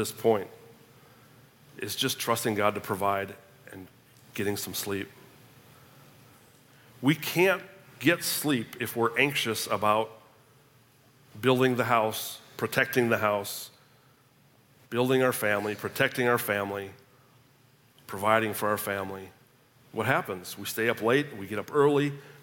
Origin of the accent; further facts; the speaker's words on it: Minnesota, United States; moved away as an adult; also born or lived in Tulsa, Oklahoma; I'm a Minnesotan